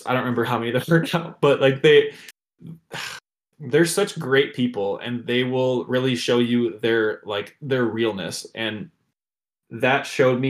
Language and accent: English; Detroit, Michigan, United States; I'm from Detroit